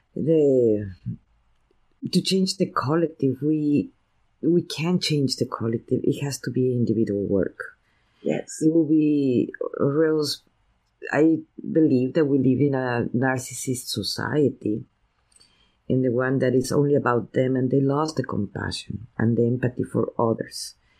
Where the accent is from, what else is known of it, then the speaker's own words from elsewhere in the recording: Veracruz, Mexico; now in United States; my parents are from San Antonio, Texas, I was raised in Veracruz, Mexico